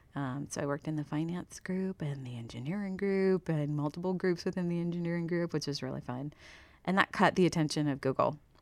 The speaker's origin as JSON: {"language": "English", "town": "Steubenville", "region": "Ohio", "country": "United States", "tie": "born or raised there", "also_born_or_lived": "Las Vegas, Nevada", "moved": "as an adult", "said": "born and raised in Ohio"}